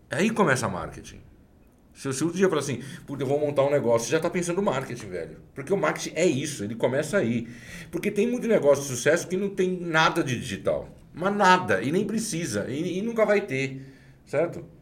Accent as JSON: {"language": "Portuguese", "region": "São Paulo", "country": "Brazil", "said": "Da onde eu venho, da Zona Leste, corintiano, leonino, filho descendente italiano"}